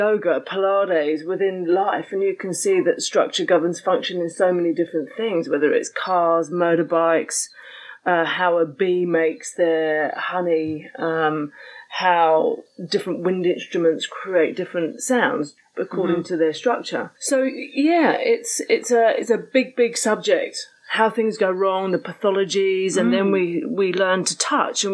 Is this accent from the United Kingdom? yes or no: yes; United Kingdom; moved away as an adult; also born or lived in New Zealand; I'm a Brit, I'm a POM